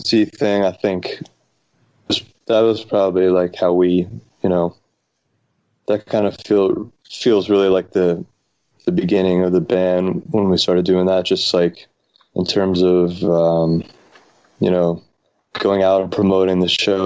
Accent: New York, United States; moved away as an adult; also born or lived in Boston; we're from New York

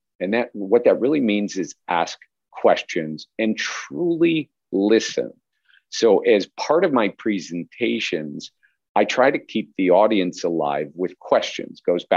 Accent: Chicago, Illinois, United States; I grew up in Chicago area

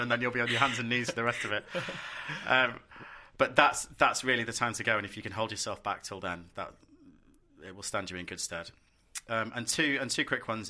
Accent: London, United Kingdom; I'm a Londoner

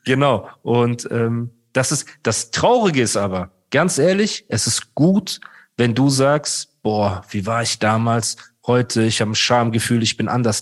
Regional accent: Heidelberg, Baden-Württemberg, Germany; Ich bin dort aufgewachsen, wo die Straße war. Ne? Also damals in Heidelberg, Rohrbacher Straße, Emmertsgrund

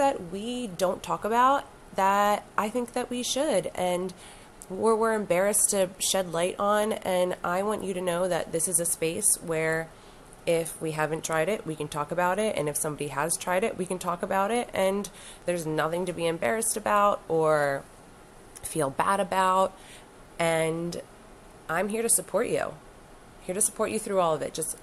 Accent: Wilmington, Delaware, United States; also born or lived in Southern Florida; born and raised in Wilmington, Delaware

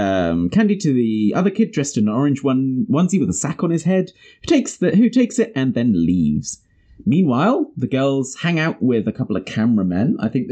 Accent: New Zealand; It's because we're from New Zealand.

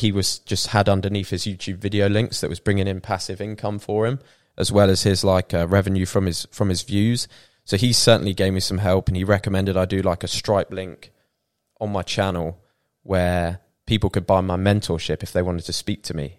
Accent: Peterborough, East of England, United Kingdom; moved away as an adult; also born or lived in Bournemouth; now in Thailand; we grew up in Peterborough

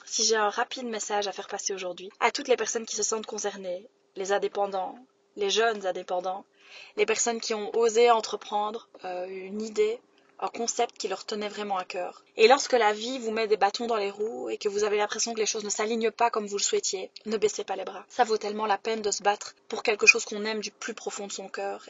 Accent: Belgium; also born or lived in Liège; je suis belge

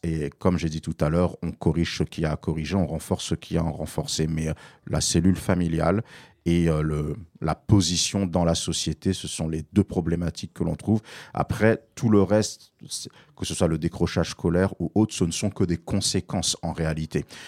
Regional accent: Paris, Île-de-France, France; j'ai grandi entre Barbès et Stalingrad dans les années 80 et 90

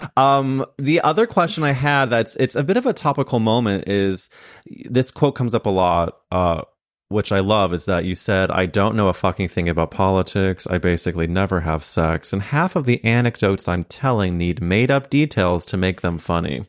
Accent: Midwest, United States; moved away; I came from a very conservative place when you really look at it, it came from the Midwest

